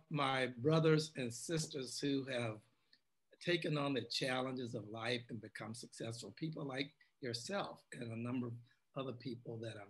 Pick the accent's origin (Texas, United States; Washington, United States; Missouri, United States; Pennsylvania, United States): Missouri, United States; St. Louis; moved away as an adult; also born or lived in Mississippi / Oregon / California; I grew up prior to that in a small town in Mississippi. And my parents moved to St. Louis in my teenage years. I grew up there and then moved out to Oregon and California, the West Coast